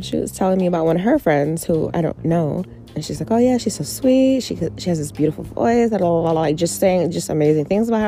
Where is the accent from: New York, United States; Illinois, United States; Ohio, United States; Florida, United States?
New York, United States; New York City; moved away; I grew up in New York City. I lived there 21 years. I lived in other places too, but New York City is mostly where I'm from